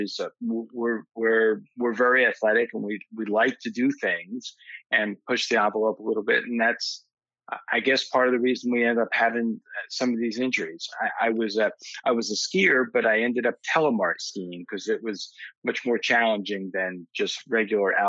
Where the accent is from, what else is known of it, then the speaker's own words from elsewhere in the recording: West Orange, New Jersey, United States; also born or lived in Bergen County, New Jersey; I live in Bergen County now, and I grew up in Essex County in West Orange, so I haven't really moved that far away